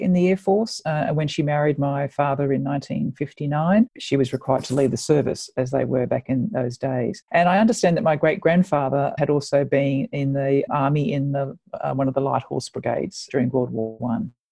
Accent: Sydney, New South Wales, Australia; I actually grew up in Sydney in the northern suburbs

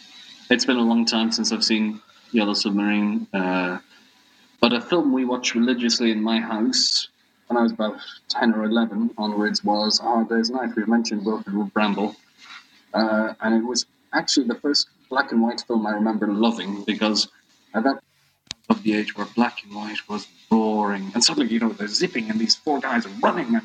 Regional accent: Ireland; also born or lived in Madrid; I am Irish.

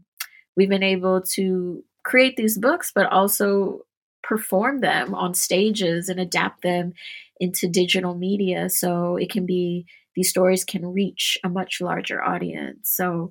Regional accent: Trinidad & Tobago; Trinidadians, we consider ourselves to be a Callaloo people.

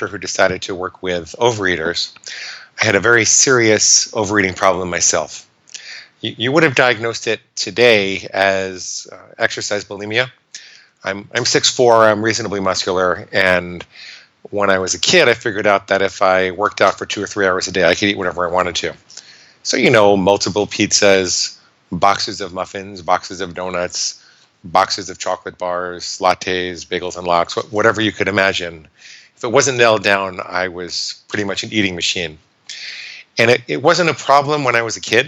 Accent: New York, United States; I grew up in New York

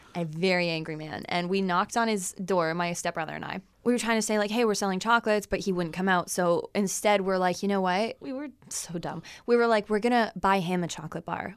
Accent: McGregor, Ontario, Canada; I grew up in a trailer park, too.

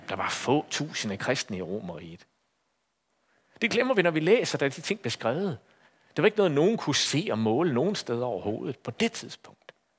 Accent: Aarhus, Central Denmark Region, Denmark; i Aarhus, hvor jeg kommer fra

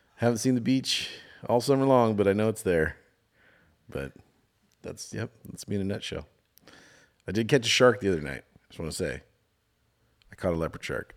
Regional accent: California, United States; accent: California; my California accent

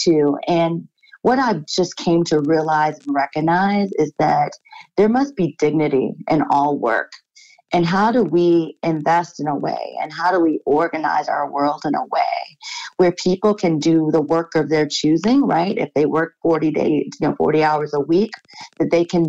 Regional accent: Beach Park, Illinois, United States; I grew up in a town, it's a village, it's called Beach Park, Illinois

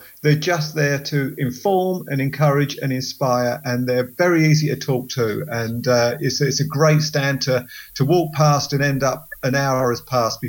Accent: Southern England, United Kingdom; accent: Southern; moved away; They think we're Southern softies down where I used to live. And so I thought, they're going to hear my accent

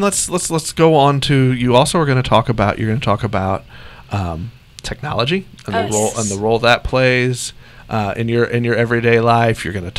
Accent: Joplin, Missouri, United States; moved away; I am from the Joplin, Missouri area.

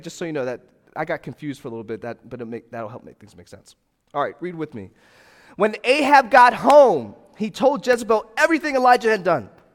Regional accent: Fort Lauderdale, Florida, United States; moved away; I come from Fort Lauderdale, Florida

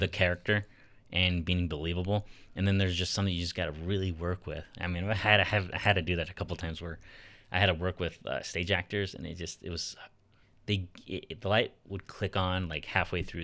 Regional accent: Sioux City, Iowa, United States; moved away; also born or lived in Nebraska / Minnesota; I grew up in Sasu City

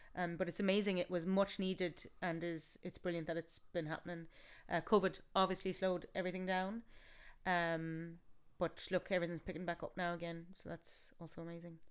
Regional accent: Galway, Connacht, Ireland; I'm from Galway

